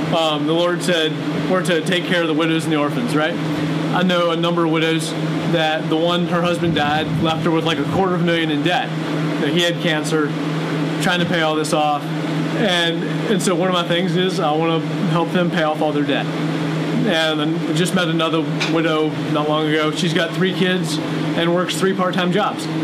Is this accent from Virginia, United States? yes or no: yes; Virginia, United States; moved away as an adult; now in Lancaster, Missouri, United States; I moved here from Virginia when I was 19 years old, so I spent most of my formative years there.